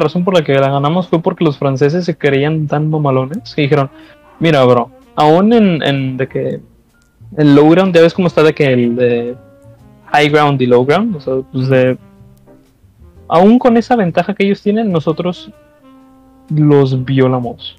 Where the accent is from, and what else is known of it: Mexico